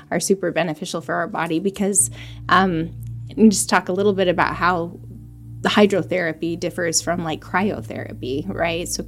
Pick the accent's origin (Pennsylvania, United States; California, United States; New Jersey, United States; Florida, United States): Florida, United States; moved away; I'm from Florida.